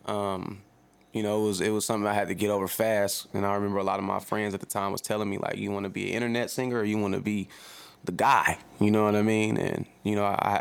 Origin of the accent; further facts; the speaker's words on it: Oakland, California, United States; Born and raised in Oakland, California.